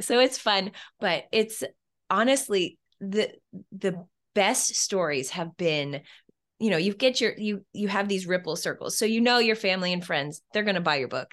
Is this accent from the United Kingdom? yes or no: no; Canada; where I'm Canadian